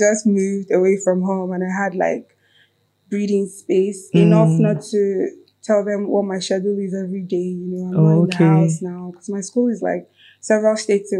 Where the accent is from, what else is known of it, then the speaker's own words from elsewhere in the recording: Akwa Ibom, Nigeria; also born or lived in Anambra State; No, I grew up in Akwa Ibom.